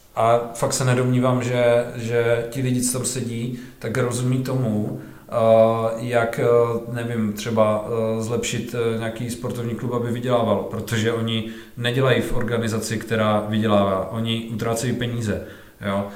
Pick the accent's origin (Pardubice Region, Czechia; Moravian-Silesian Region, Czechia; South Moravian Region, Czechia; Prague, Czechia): Moravian-Silesian Region, Czechia; Ostrava; U nás v Ostravě